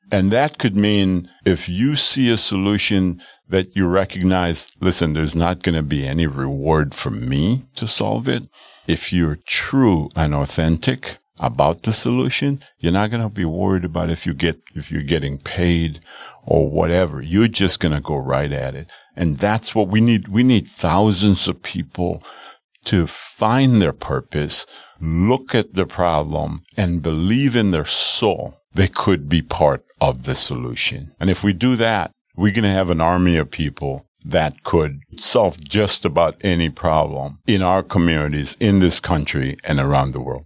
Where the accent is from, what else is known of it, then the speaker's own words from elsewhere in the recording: Arima, Trinidad & Tobago; now in Milwaukee, United States; my hometown of Arima, Trinidad